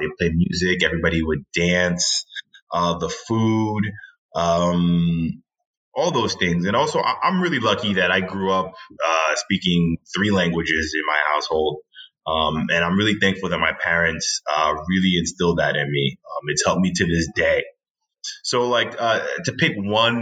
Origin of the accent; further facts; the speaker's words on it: New York City, New York, United States; I was born and raised in Queens, New York, and my family's from Haiti